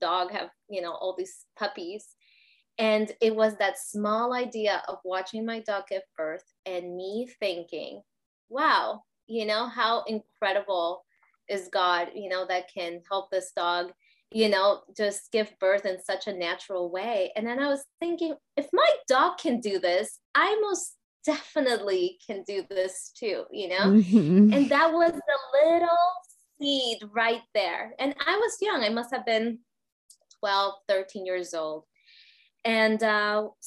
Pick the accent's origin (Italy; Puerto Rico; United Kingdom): Puerto Rico; I grew up in Puerto Rico